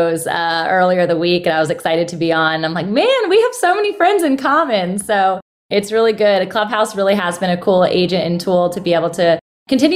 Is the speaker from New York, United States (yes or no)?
no; Virginia Beach, Virginia, United States; I'm born and raised in Virginia Beach